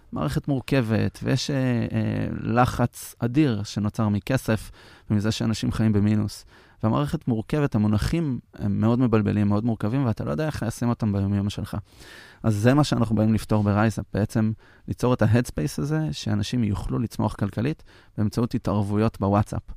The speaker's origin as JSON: {"language": "Hebrew", "town": "Petah Tikva", "region": "Central District", "country": "Israel", "tie": "born or raised there", "said": "גדלתי. כן. ליד השוק בפתח תקווה"}